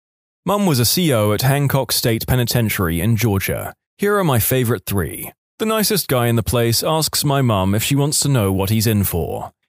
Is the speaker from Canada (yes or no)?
yes; Canada; I'm a Canadian, however, I got caught up in the US federal prison system, USP Atlanta.